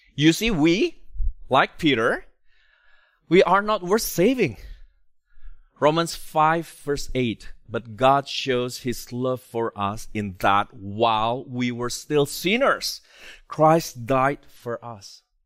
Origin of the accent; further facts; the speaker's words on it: Indonesia; moved away; I come from Indonesia